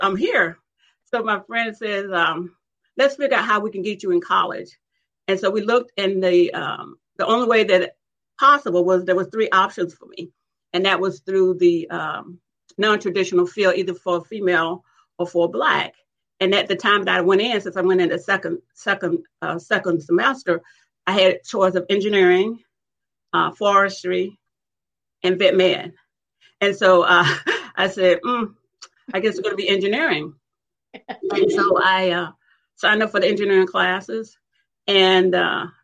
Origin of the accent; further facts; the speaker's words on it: South Alabama, United States; I grew up in South Alabama, and we grew up in community, which was segregated